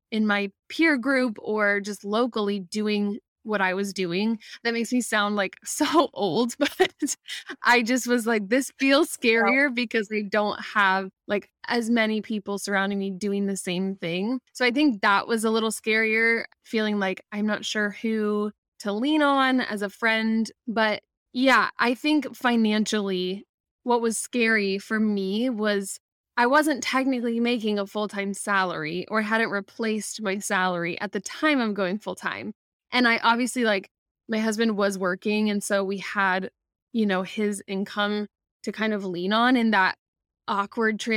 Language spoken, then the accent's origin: English; Midwest, United States; moved away as an adult; also born or lived in Ohio; now in Florida, United States; I'm originally from the Midwest